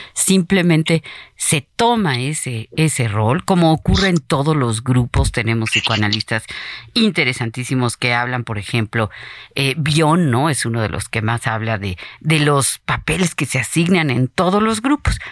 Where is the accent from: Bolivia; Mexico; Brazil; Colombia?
Mexico; nuestro pueblo mexicano